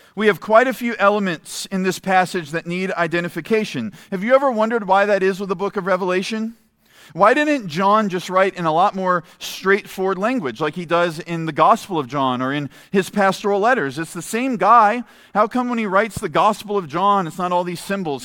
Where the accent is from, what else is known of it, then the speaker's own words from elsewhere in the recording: United States; as American Christians